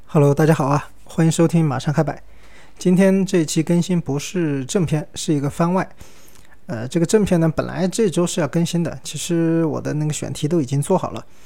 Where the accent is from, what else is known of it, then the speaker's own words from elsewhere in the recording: Sichuan, China; accent: Sichuan-accented Mandarin (Chuanpu); 我四川人嘛，我说的是川普，那个普通话反正又不标准